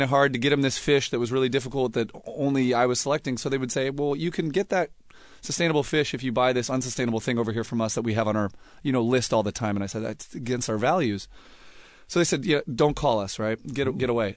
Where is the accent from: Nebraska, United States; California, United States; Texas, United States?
California, United States; Los Angeles; also born or lived in San Francisco / Berkeley; I was born in, in San Francisco and, uh, grew up in Los Angeles